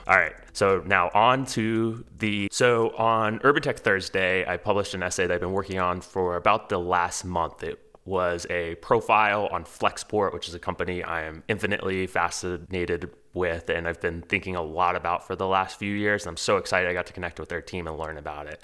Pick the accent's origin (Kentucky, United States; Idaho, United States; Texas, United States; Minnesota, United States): Texas, United States; Houston; moved away; I grew up in Houston